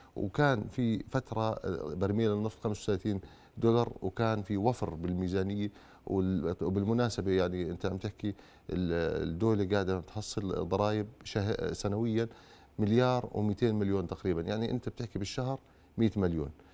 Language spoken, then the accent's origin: Arabic; Jordan; احنا كشعب اردني